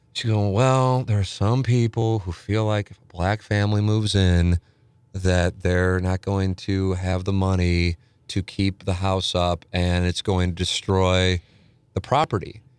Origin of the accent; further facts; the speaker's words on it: St. Louis, Missouri, United States; I grew up on Vienna, family, then went, moved to Tam Avenue